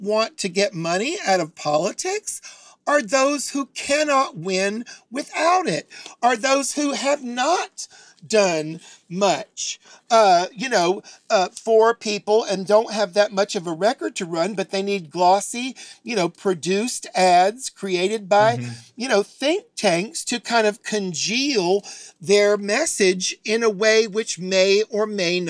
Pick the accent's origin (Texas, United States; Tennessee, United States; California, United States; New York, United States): Tennessee, United States; Chattanooga; moved away; also born or lived in Atlanta, Georgia; I'm from Chattanooga, Tennessee. I've lived in Atlanta, Georgia